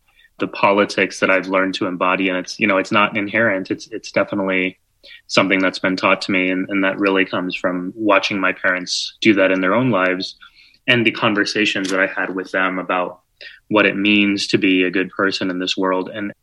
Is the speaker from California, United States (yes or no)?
no; San Antonio, Texas, United States; now in New York City, United States; I did growing up in San Antonio or where I live now in New York